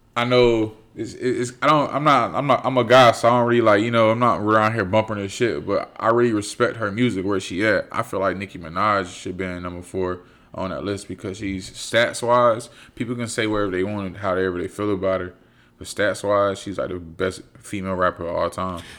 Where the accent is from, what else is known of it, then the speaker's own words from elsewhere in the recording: Fayetteville, United States; growing up in Fayetteville